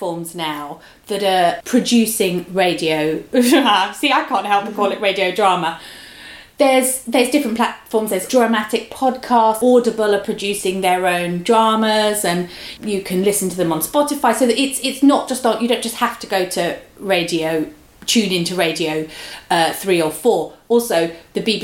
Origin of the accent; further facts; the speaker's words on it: London, United Kingdom; where I grew up in London, you know, I lived in Hackney